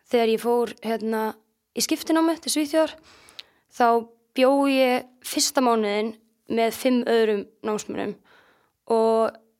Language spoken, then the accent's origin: Icelandic; Akureyri, Northeastern Region, Iceland; also born or lived in Reykjavík / Denmark; svo flytja við til Akureyrar eftir að þau eru bæði búið með nám og þannig ég kem beint inn í annan bekk hérna á Akureyri